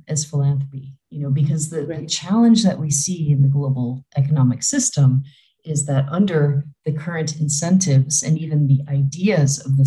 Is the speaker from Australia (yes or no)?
no; Chicago, Illinois, United States; moved away as an adult; also born or lived in Africa; now in Switzerland; I'm originally from the Chicagoland area in Illinois